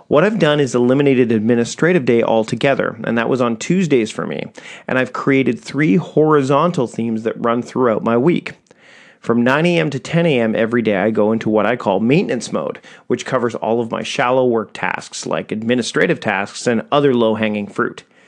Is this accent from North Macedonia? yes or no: no; Victoria, British Columbia, Canada; my hometown of Victoria, B C, Canada